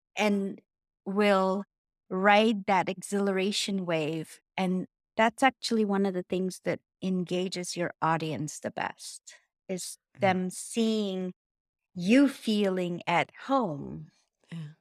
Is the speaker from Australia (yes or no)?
no; Bulgaria; moved away; my home country is Bulgaria. And I was cast in a children's program. And I was pre pre first grade because we started first grade at 7 back then